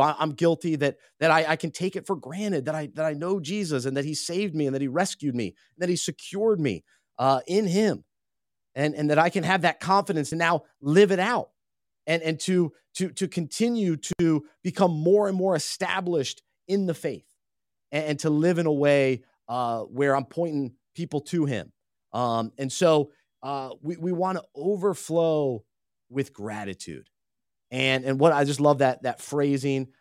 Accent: Charlotte, North Carolina, United States; growing up in Charlotte

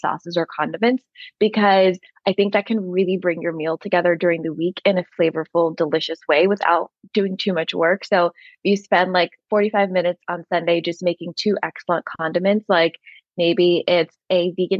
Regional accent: India; Like for instance, I'm Indian and there's just so many Indian recipes that are easy to veganize

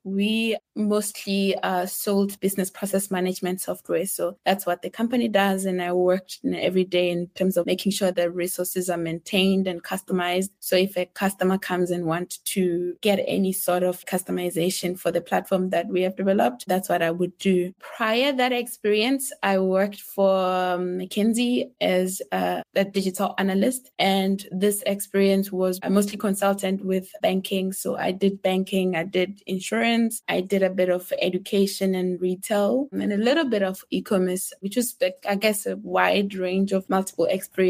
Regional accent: South Africa; now in Austria; from South Africa. I currently am residing in Austria.

